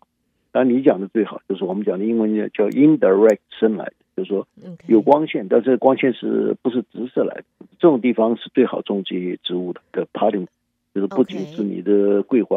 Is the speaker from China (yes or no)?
yes; China; now in United States; 但是问题是它的优点是我们中国人最喜欢的。